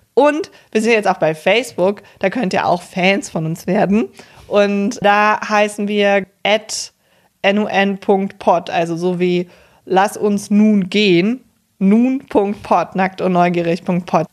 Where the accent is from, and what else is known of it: near Cologne, North Rhine-Westphalia, Germany